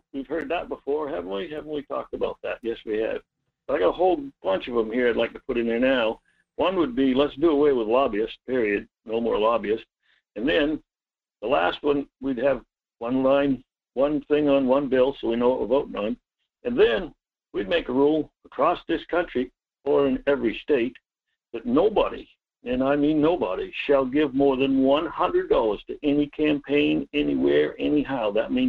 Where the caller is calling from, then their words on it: Homer, Maine, United States; from Homer.